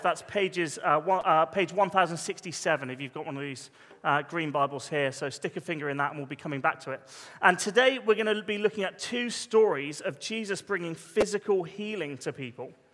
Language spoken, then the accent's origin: English; Poole, South West England, United Kingdom; we grew up in Parkstone